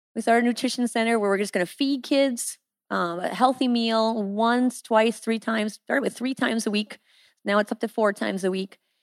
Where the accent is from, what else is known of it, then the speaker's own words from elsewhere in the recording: Iowa, United States; moved away as an adult; now in Haiti; I am from Iowa. I'm a good old girl from Iowa